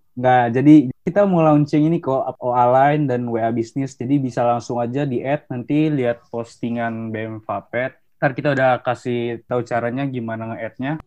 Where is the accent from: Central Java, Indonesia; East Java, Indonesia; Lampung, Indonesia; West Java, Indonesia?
West Java, Indonesia; Depok; asal gue dari Depok